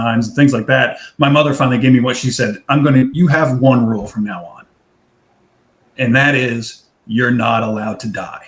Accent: New Jersey, United States; also born or lived in Pennsylvania; we're Jersey

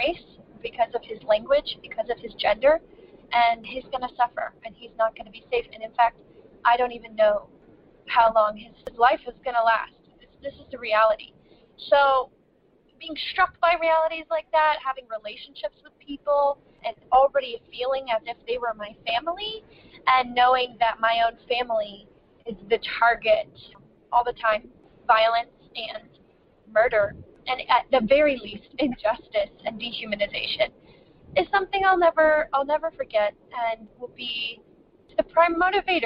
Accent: United States; as a Christian, as an American

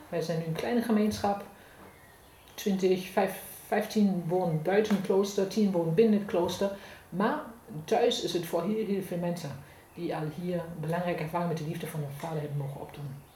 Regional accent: Germany; accent: German; Dutch is a second language; moved away; van geboorte kom ik uit Duitsland, dat is te horen.

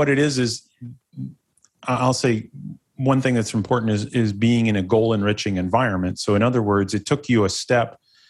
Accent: Ohio, United States; born there; I don't want to start it like, oh, I was born in Northeastern Ohio.

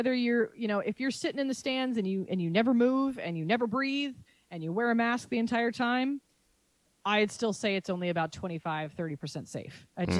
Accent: Charlotte, North Carolina, United States; I'm originally from Charlotte, so I'm happy to see what they do.

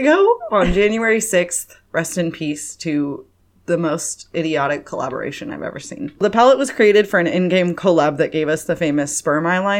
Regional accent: Pacific Northwest, United States; We're from the Pacific Northwest.

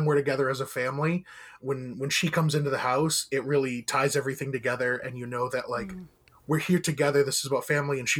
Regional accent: Maine, United States; growing up in Maine

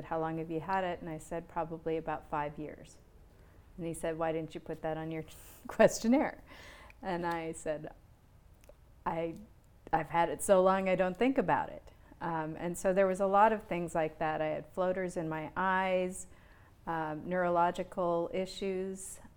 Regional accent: Montana, United States; I'm from Montana

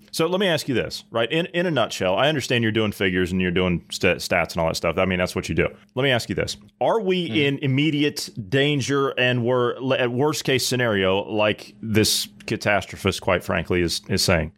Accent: United States; I grew up on the Ohio River

